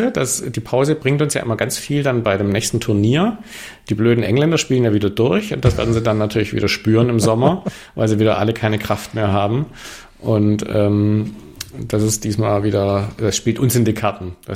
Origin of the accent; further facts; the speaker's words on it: Swabia, Baden-Württemberg, Germany; moved away; also born or lived in Stuttgart; ich bin ja Schwabe